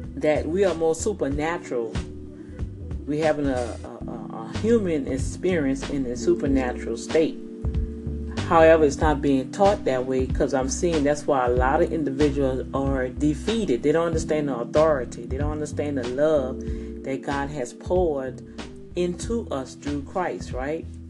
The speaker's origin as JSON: {"language": "English", "town": "New Orleans", "region": "Louisiana", "country": "United States", "moved": "yes", "lives_now": "Houston, United States", "said": "I'm from Louisiana, I'm from New Orleans, Louisiana."}